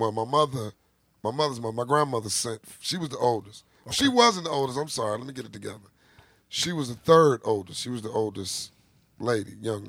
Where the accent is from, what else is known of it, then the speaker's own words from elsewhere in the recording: Chicago, Illinois, United States; I grew up in Chicago. I grew up on both sides.